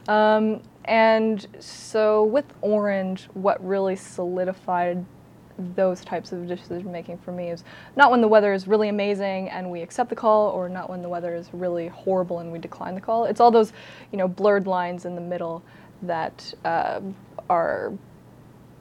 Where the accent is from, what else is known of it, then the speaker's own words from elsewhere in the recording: Northern Ontario, Canada; also born or lived in Orillia; I grew up in Northern Ontario